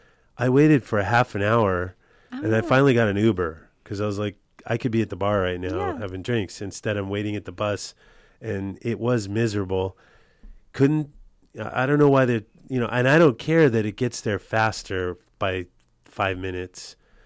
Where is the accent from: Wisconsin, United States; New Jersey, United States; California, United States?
California, United States; Los Angeles; I mean, I grew up in L.A.